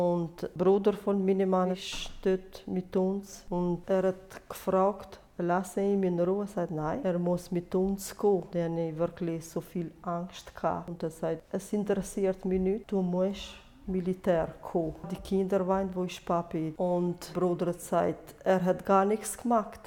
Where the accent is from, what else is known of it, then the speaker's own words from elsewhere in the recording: Kosovo; German is a second language; moved away as an adult; now in Switzerland; Ich bin in Kosovo geboren und dann bin ich 21 Jahre in Kosovo